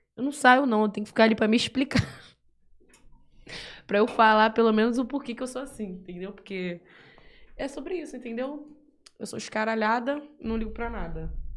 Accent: Bahia, Brazil; now in São Paulo, Brazil; Sou da Bahia, tô em SP atrás do meu sonho na música, sozinho mesmo

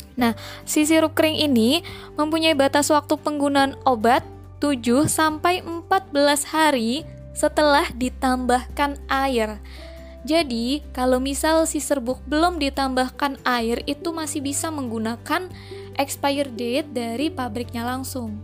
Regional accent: Ngapak, Central Java, Indonesia; accent: medok, ngapak; saya juga memang asli orang ngapak

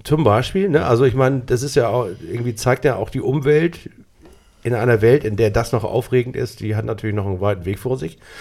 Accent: Hamburg, Germany; als Hamburger bin ich

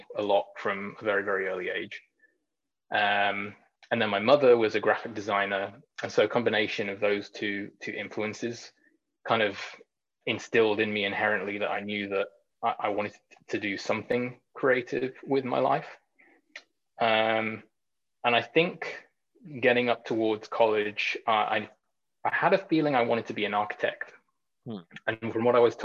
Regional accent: Knutsford, North West England, United Kingdom; moved away as an adult; also born or lived in Bay Area; now in San Francisco Bay Area, United States; I grew up in a little town in the northwest of England called Knutsford in Cheshire

